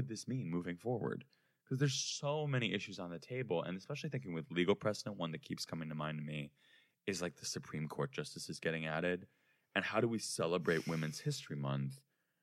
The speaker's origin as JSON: {"language": "English", "town": "Chicago", "region": "Illinois", "country": "United States", "tie": "born or raised there", "said": "We grew up in Chicago."}